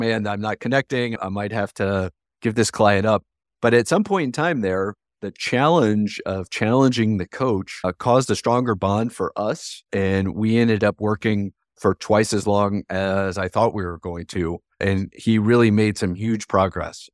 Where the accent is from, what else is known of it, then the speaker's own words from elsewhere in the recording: Ohio, United States; moved away as an adult; I grew up in Ohio, in a town close to Columbus, Ohio